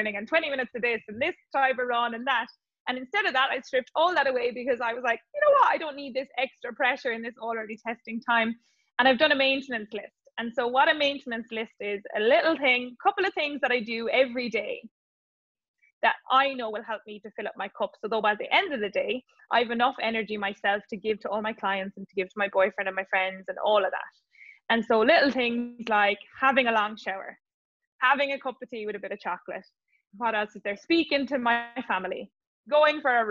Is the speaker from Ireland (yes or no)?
yes; Ireland; when we're growing up in Ireland